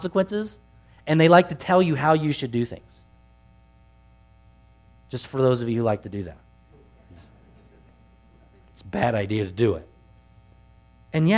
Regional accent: Truckee, California, United States; I grew up here in Truckee

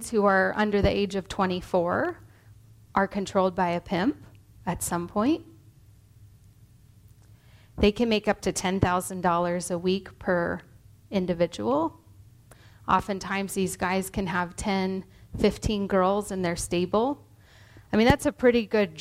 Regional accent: Truckee, California, United States; moved away; also born or lived in Hawaii; I grew up here in Truckee, and when I moved to Hawaii

